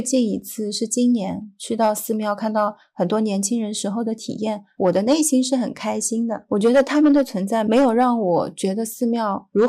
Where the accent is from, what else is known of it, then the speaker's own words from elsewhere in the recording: Hangzhou, Zhejiang, China; born there; 我出生在杭州，灵隐寺是我们非常著名的景点之一，就像雷峰塔一样。